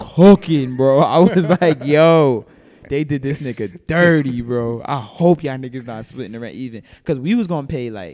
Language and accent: English; New York City, New York, United States; I'm from Brooklyn. I'm born and raised. I'm actually from here.